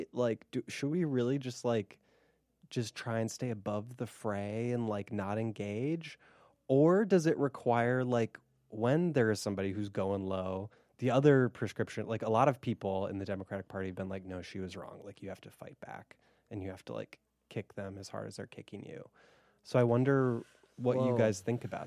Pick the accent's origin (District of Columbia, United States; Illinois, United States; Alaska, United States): Illinois, United States; Chicago; I'm from Chicago.